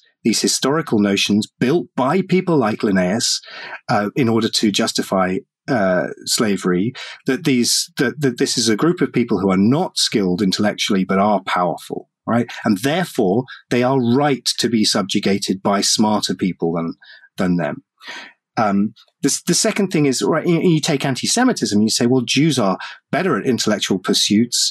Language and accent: English; United Kingdom; I'm European, because I'm British